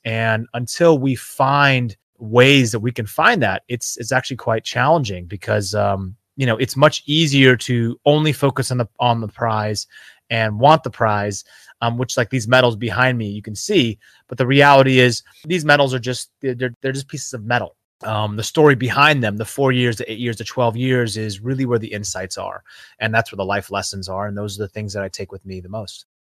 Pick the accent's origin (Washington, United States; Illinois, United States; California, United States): Washington, United States; Seattle; I grew up in the Seattle region in, uh, the Pacific Northwest.